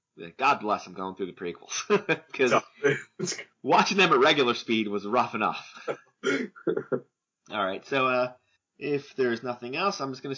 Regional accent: New Jersey, United States; I'm from New Jersey after all.

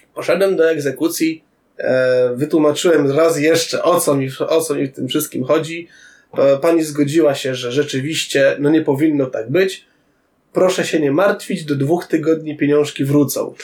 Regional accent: Tarnobrzeg, Subcarpathian Voivodeship, Poland; moved away; pojechałem do rodzinnego Tarnobrzega

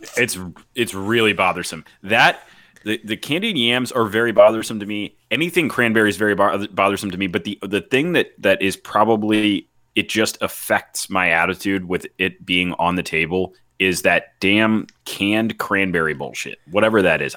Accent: the South, United States; I grew up in the South, my family's Pennsylvania Dutch

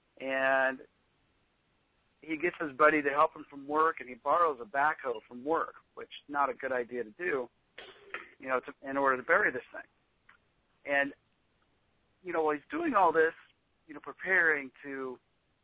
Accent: Kansas, United States; I'm from Kansas. It kind of looks like the area that I grew up in.

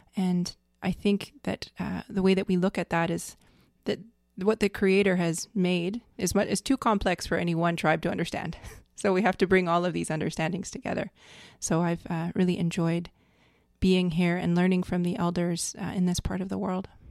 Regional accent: Fort Peck Sioux Reservation, Montana, United States; now in Vancouver Island, Canada; I am Lakota. I come from the Fort Peck Sioux Reservation in Montana, but my family has lived on Vancouver Island for many years

